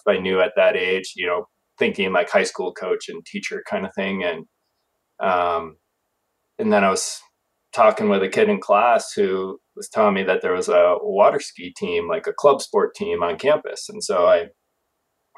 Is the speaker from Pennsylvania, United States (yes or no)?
no; Wisconsin, United States; moved away; I grew up in Wisconsin